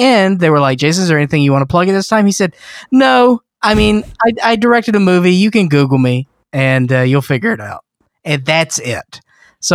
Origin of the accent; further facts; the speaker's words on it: the South, United States; I grew up in the South, and for a couple years, I went to a very ritzy school that would have cotillion balls